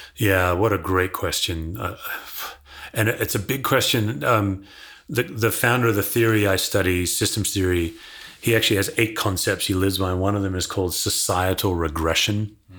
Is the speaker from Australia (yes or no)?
yes; Perth, Western Australia, Australia; I was born and raised in Perth, Australia, west coast of Australia